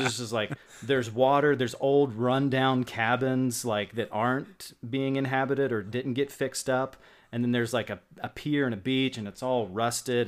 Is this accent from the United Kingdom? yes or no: no; West Virginia, United States; also born or lived in Bowling Green, Kentucky / Cross Lanes, West Virginia; I grew up in West Virginia